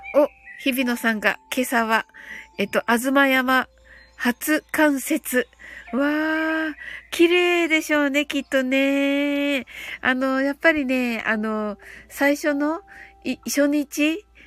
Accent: Kyushu, Japan; 九州人なんでね

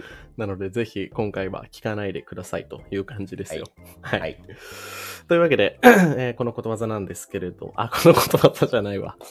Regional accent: Shizuoka, Japan; moved away as an adult; also born or lived in Nerima, Tokyo; もともと静岡出身なので

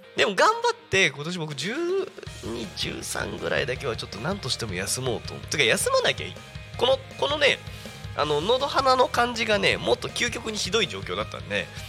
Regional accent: Yokohama, Kanagawa, Japan; 私の出身の FM であ横浜だとね、まあ、FM 横浜さんがあったんですけども

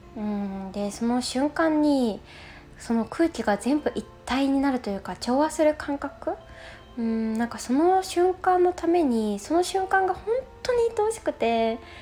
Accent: Osaka, Japan; 住んで結構長いし長いしというかねここで生まれ育ってます

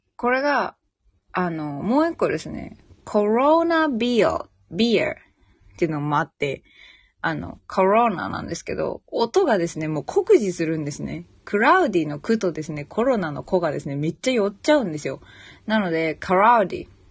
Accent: Saitama, Japan; moved away as an adult; now in Cairns, Australia; 埼玉県民

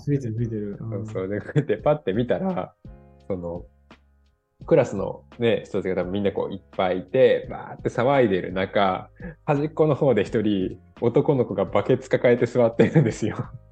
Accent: Kansai, Osaka, Japan; now in Denmark; 私、関西出身なんで、大阪のね

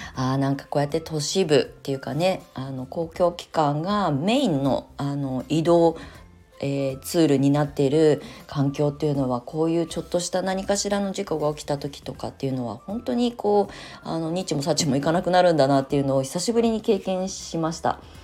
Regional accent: Japan; now in Tokyo, Japan; 田舎で生まれ育ってる

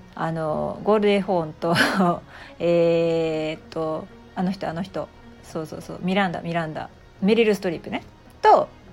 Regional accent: Japan; 謎なこの文化の中で、まあ、生まれ育ってきた

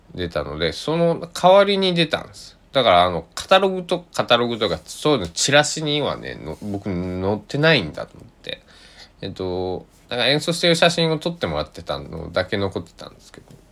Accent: Kochi, Japan; 地元の高知

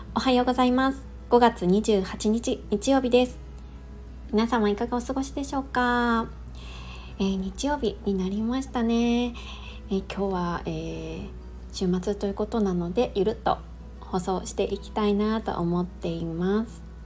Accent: Niigata, Japan; moved away; also born or lived in Chiba; 私の実家は新潟なので

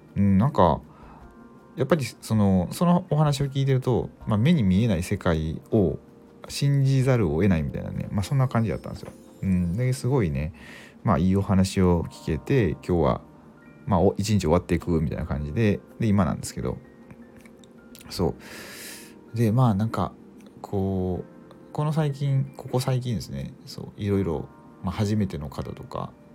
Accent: Mie, Japan; 僕三重県なんですけどあの地元が

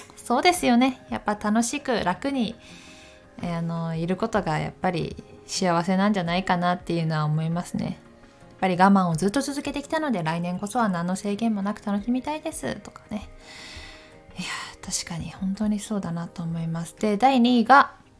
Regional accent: Takayama, Gifu, Japan; moved away as an adult; also born or lived in Tokyo; 私も岐阜県の高山市出身で雪が割と降る地域だったので

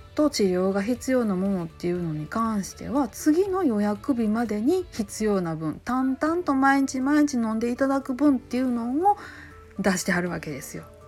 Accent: Kansai, Japan; accent: Kansai-ben

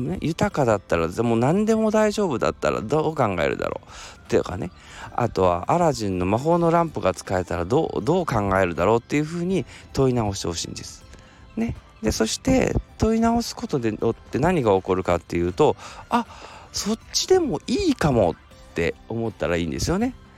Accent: Kansai, Japan; accent: Kansai dialect; ちょっと関西弁出ちゃいました

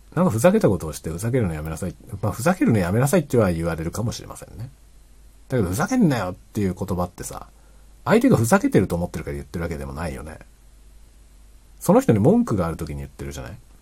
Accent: Japan; first language Japanese; 日本語のネイティブであったことはとても幸運だったなと思ってます

